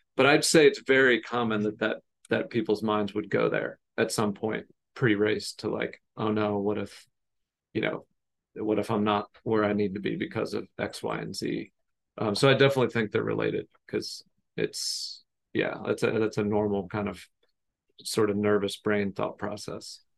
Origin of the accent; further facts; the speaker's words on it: United States; I grew up outside of Baltimore, Washington, D C area